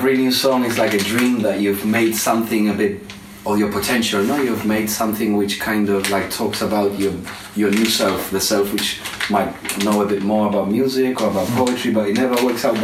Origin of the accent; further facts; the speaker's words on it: Spain; accent: Spanish; English is a second language; moved away; My accent is still Spanish, so I haven't changed that much.